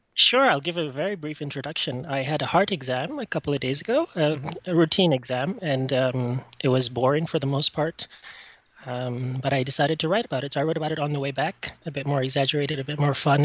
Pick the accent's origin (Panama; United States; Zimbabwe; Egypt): Egypt; now in Canada; I'm calling from Canada. I'm originally from Egypt.